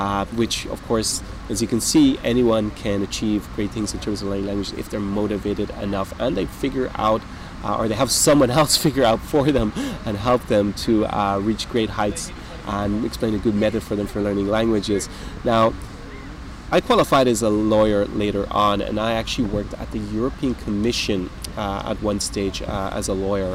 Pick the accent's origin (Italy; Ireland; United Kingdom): Ireland; I'm Irish-British. I was born in Ireland